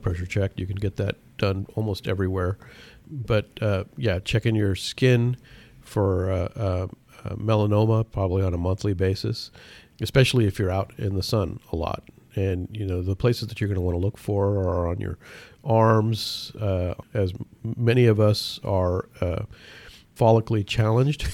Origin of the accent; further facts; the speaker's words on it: Pakistan; moved away; I was born in Pakistan